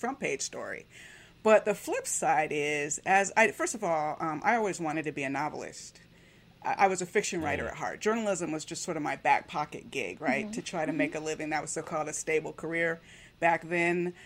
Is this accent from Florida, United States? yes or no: yes; Miami, Florida, United States; I grew up in Miami